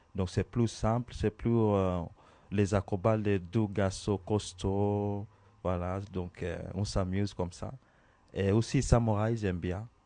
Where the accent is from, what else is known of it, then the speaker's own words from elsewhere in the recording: Kenya; moved away; je viens d'Origine Kenya